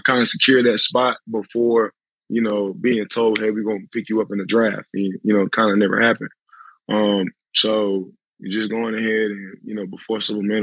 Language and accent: English; Arlington, Texas, United States; I'm from Arlington